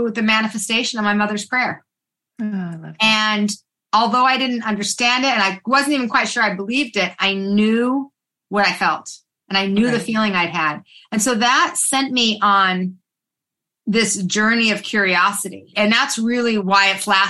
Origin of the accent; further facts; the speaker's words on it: Salt Lake City, Utah, United States; I was raised in Salt Lake City, Utah